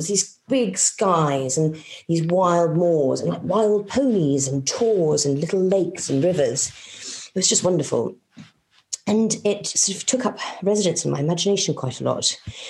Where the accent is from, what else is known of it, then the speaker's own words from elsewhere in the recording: Madagascar; also born or lived in Yemen / Kenya / Morocco; so when I was growing up in Madagascar and Yemen and Kenya and Morocco.